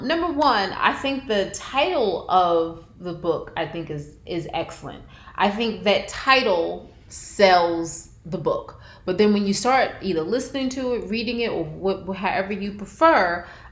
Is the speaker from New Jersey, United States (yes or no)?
yes; New Jersey, United States; we're from Jersey